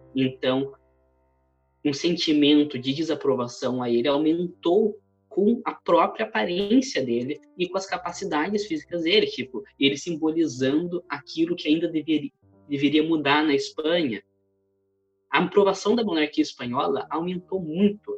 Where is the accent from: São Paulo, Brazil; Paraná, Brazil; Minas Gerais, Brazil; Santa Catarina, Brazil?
São Paulo, Brazil; interior of; Eu venho do interior de São Paulo